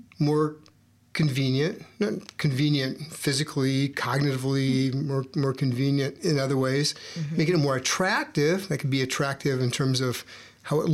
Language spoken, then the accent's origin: English; Iowa, United States; I grew up in Iowa